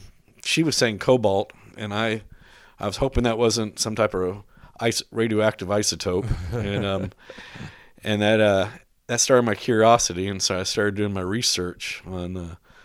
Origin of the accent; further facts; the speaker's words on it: Dallas, Texas, United States; now in San Antonio, United States; I'm originally from Dallas. Now I've lived longer in San Antonio than I lived in Dallas.